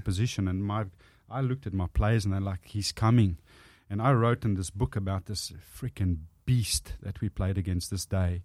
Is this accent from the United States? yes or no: no; South Africa; accent: South African; first language Afrikaans; English is a second language; moved away as an adult; now in Australia; I grew up speaking Afrikaans, which is basically Dutch